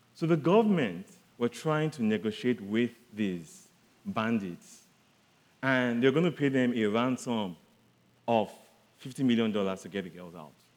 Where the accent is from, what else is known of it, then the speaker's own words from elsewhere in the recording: southern Nigeria, Nigeria; I come from Nigeria. I'm from the southern part of Nigeria